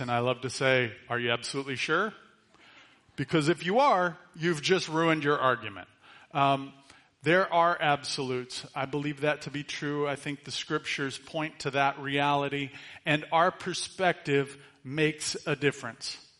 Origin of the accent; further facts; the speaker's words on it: United States; we're American citizens